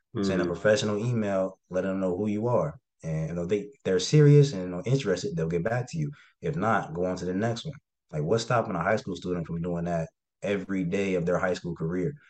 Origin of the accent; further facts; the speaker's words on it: Cincinnati, Ohio, United States; just wanted to get out of Ohio. I'm from Cincinnati